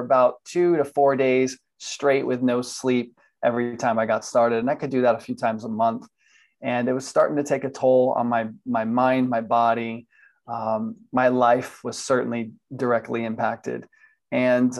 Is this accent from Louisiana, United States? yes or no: no; Miami, Florida, United States; moved away as an adult; now in Atlanta, United States; I was born in Miami, Florida, and I spent pretty much 40 years in Florida growing up. And I'm now currently in Atlanta, Georgia